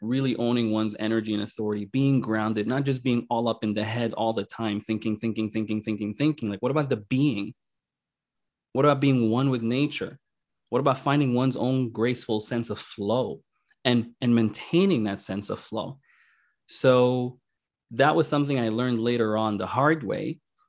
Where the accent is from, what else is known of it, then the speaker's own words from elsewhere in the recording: Sudan; also born or lived in Kuwait / Qatar; the civil war in Northern Sudan, South Sudan, you know, we're originally from Sudan.